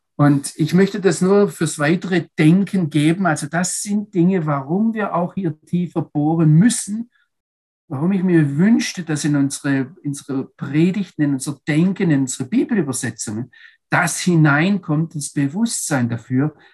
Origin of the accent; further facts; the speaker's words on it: Germany; als Deutsche